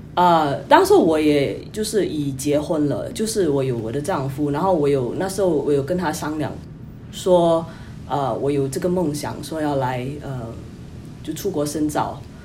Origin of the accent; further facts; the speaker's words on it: Singapore; moved away as an adult; also born or lived in New York, United States; now in United States; 我是新加坡人，就，呃，在二零一一年就来到美国